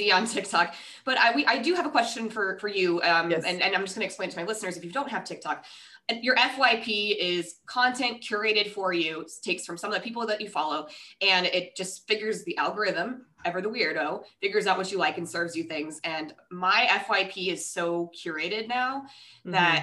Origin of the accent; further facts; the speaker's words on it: Rochester, Minnesota, United States; now in Hawaii, United States; I'm actually originally from Minnesota. So we lived, but like Rochester.